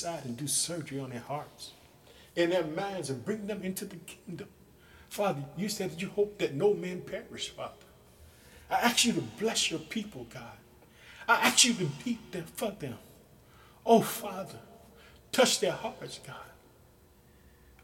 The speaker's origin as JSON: {"language": "English", "region": "Illinois", "country": "United States", "tie": "born or raised there", "said": "my home state, Illinois"}